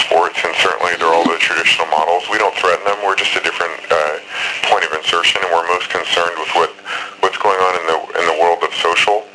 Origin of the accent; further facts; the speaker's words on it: Berkeley, California, United States; moved away as an adult; also born or lived in San Francisco, California / Philadelphia, Pennsylvania; now in New York, United States; I'm a native San Franciscan, but I was raised in Berkeley, California